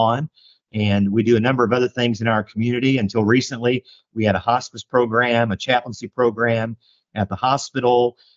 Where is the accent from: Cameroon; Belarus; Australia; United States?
United States; Indianapolis, Indiana; moved away as an adult; also born or lived in Johnson City, Tennessee / Northern Kentucky / Cincinnati; now in El Dorado, United States; a native Hoosier from Indianapolis originally